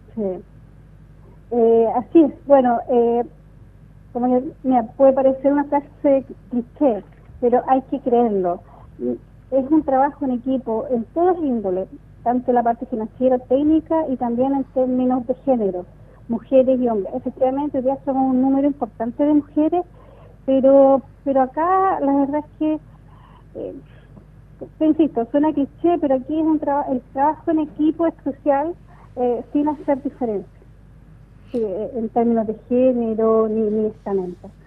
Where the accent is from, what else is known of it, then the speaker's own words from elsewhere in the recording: Los Ángeles, Biobío, Chile; moved away as an adult; now in Concepción, Chile; toda mi niñez y mi adolescencia la viví en Los Ángeles